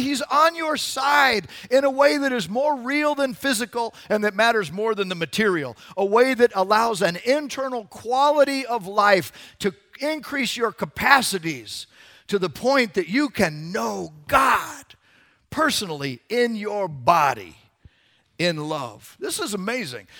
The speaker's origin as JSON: {"language": "English", "region": "Arizona", "country": "United States", "tie": "born or raised there", "said": "I grew up in Arizona. The Grand Canyon was in my backyard"}